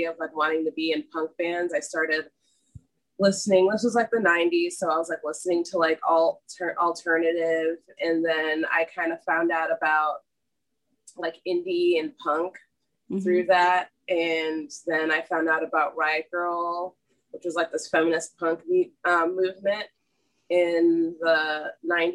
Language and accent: English; suburbs of Washington, D.C., Virginia, United States; moved away as an adult; also born or lived in New Orleans, Louisiana; now in Sarasota, United States; I grew up in Virginia, like the suburbs of Washington, D.C.